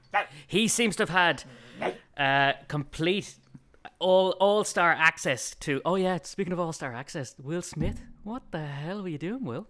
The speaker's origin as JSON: {"language": "English", "country": "Ireland", "said": "being Irish"}